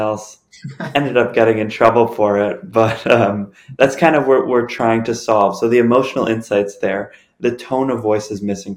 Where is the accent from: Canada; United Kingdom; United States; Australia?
Canada; Toronto, Ontario; born and raised in Toronto